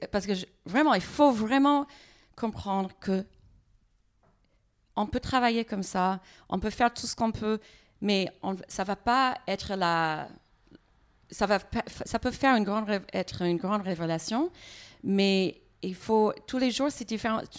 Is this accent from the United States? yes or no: yes; United States; French is a second language; moi, je n'arrive pas à bien comprendre les gens parce que je suis américaine. Les fois, j'ai besoin de voir les lèvres hein, quand quelqu'un parle.